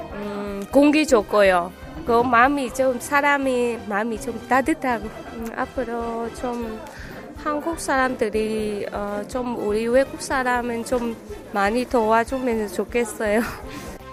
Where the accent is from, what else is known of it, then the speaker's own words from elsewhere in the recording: Cambodia; Korean is a second language; moved away as an adult; now in South Korea; 캄보디에서 한온지 10년 됐어요